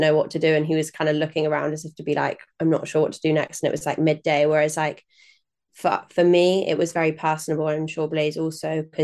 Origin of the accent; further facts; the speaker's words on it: Norwich, East of England, United Kingdom; also born or lived in Nottingham; grew up in and around Norwich